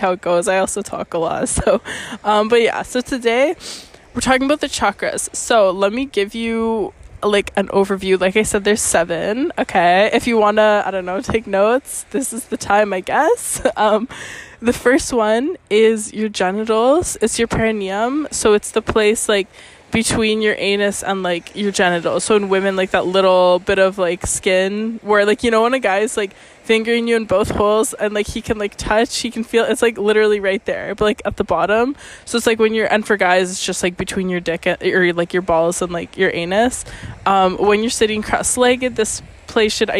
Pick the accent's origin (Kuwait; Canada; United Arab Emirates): Canada; now in Venice, Italy; my Canadian ass